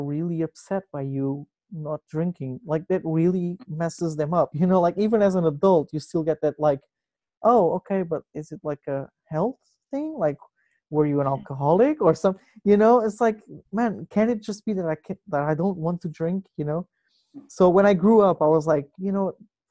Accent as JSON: {"language": "English", "country": "Portugal", "tie": "born or raised there", "moved": "yes", "said": "where I come from, like growing up in Portugal"}